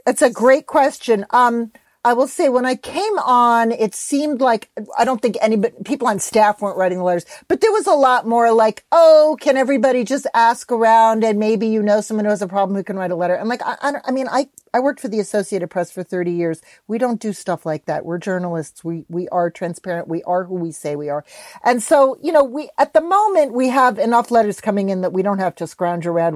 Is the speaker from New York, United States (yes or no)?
yes; New York, United States; I'm a New Yorker